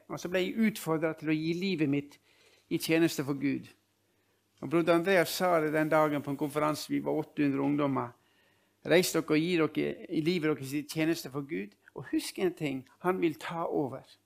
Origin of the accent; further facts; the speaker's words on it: Ålesund, Møre og Romsdal, Norway; moved away; also born or lived in Nordland; Jeg er født og oppvokst i, i, Ålesund